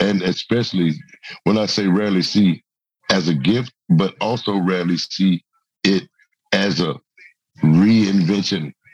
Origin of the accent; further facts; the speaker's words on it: Memphis, Tennessee, United States; my hometown in Memphis.